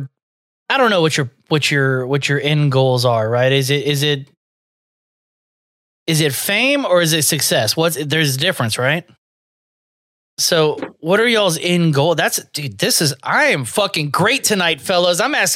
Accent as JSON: {"language": "English", "region": "the South", "country": "United States", "said": "I'm friendly. I'm from the South, yeah."}